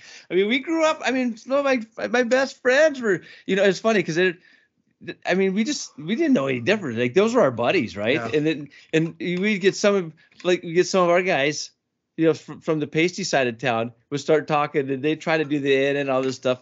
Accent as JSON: {"language": "English", "town": "Browning", "region": "Montana", "country": "United States", "tie": "born or raised there", "also_born_or_lived": "Missoula, Montana / Cut Bank, Montana", "said": "that growing up in Browning and the Highline and the Cup Bank"}